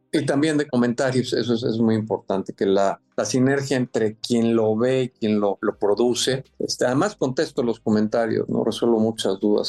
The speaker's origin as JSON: {"language": "Spanish", "country": "Mexico", "said": "soy mexicano y soy orgullosamente mexicano"}